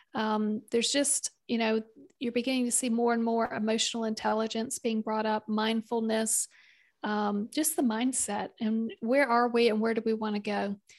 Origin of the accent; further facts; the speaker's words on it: South Carolina, United States; accent: Southern; also born or lived in Kentucky / Indiana; for the bulk of my childhood, it was in South Carolina. We did spend a, a number of years in Kentucky and Indiana, and uh, the, the bulk of that time that was in South Carolina